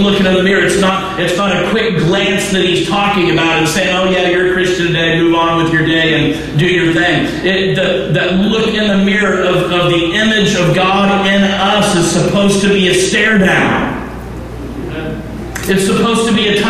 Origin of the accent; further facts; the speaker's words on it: Texas, United States; moved away; I am from Texas.